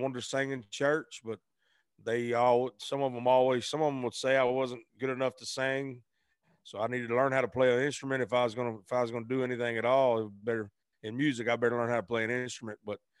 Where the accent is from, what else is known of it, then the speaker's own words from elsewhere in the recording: Arkansas, United States; Grew up across the bridge in Arkansas.